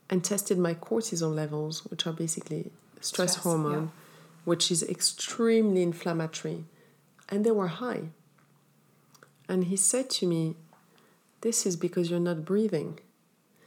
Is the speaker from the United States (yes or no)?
no; Morocco; I'm from Morocco. I grew up in Morocco, so we do the hammam once a week with the scrub